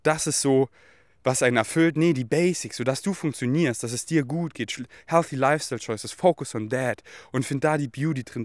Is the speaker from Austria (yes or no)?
no; Munich, Bavaria, Germany; ich bin ja hier so in München, hier wo ich aufgewachsen bin